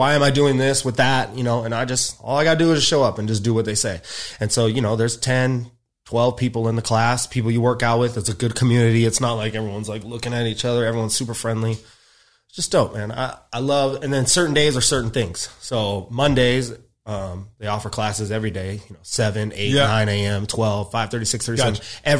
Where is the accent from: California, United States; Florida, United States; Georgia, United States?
California, United States; Rancho Cucamonga; now in Los Angeles, United States; I'm from Rancho Cucamonga.